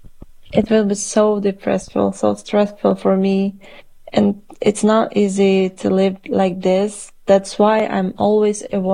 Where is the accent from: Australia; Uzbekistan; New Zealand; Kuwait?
Uzbekistan; Tashkent; English is a second language; moved away as an adult; now in Poland; in my country where I was born, I couldn't feel the home atmosphere